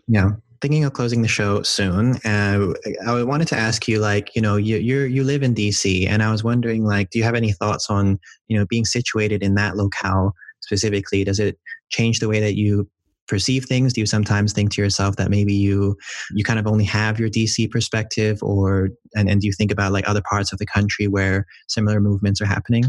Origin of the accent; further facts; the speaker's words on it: Hong Kong; I'm from Hong Kong